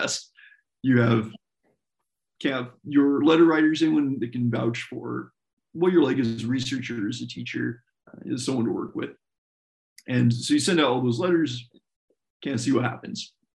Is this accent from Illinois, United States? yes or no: no; Colorado, United States; also born or lived in Washington / Wisconsin; I was born in Colorado, lived there through most of my childhood, then moved to Washington State, then moved to Wisconsin State.